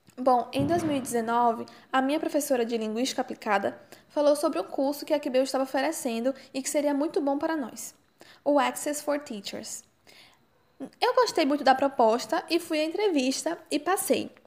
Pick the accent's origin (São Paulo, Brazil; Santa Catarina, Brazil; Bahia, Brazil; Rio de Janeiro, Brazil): Bahia, Brazil; Candeias; also born or lived in Porto Alegre, Brazil; eu nasci em Porto Alegre. No entanto, eu vim para a Bahia quando eu era criança ainda e desde então eu moro aqui. Eu cresci e moro na cidade de Candeias